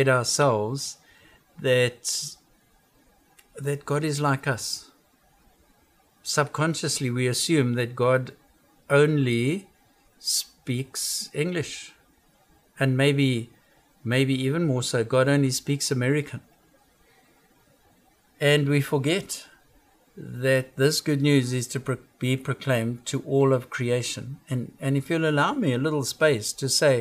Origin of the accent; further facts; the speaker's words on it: South Africa; now in United States; I come from South Africa.